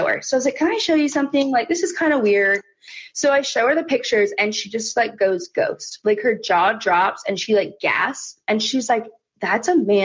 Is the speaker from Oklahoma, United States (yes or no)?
yes; Oklahoma City, Oklahoma, United States; I'm from Oklahoma City